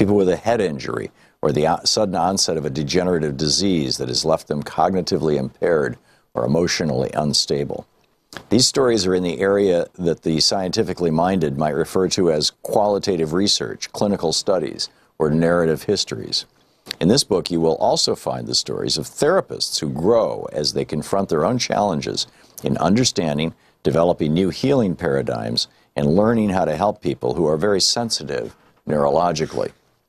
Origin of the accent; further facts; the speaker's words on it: Michigan, United States; moved away as an adult; You know, I grew up in Michigan. I lived there until I was 27 years old.